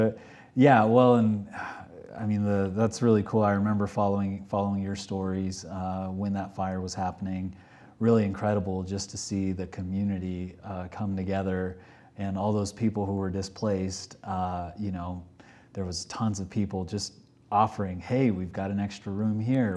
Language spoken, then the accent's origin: English; Texas, United States; moved away as an adult; now in Park City, United States; originally I'm from Texas